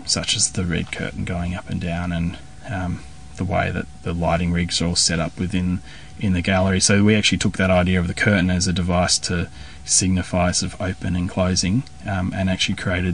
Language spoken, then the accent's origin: English; Tasmania, Australia; when I was young, growing up in Tasmania